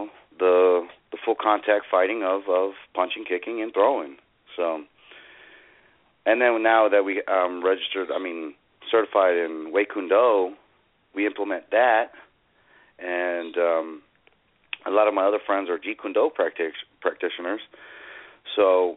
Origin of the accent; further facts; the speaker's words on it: Houston, Texas, United States; I'm from Houston, Texas